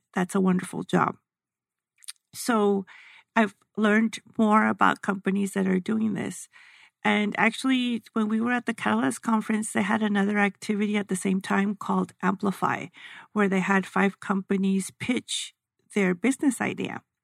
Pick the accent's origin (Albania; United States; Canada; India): United States; El Paso, Texas; I'm from El Paso